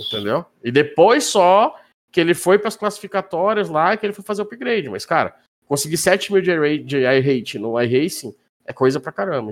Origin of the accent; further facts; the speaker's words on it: Manaus, Amazonas, Brazil; moved away as an adult; now in Minas Gerais, Brazil; eu sou de Manaus